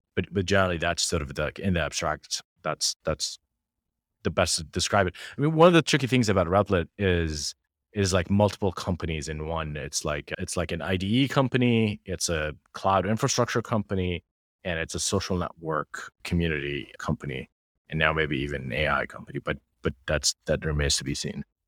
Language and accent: English; Jordan; moved away; we're two kids from Jordan